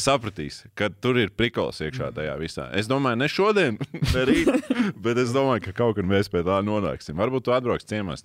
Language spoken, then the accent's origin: Latvian; Latvia; mēs paši latvieši